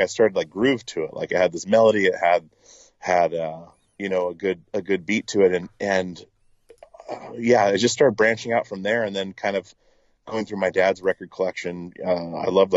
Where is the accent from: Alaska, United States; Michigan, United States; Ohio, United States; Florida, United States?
Alaska, United States; Petersburg; moved away as an adult; also born or lived in Longview, Washington / Portland; I grew up in Alaska on a small island called Petersburg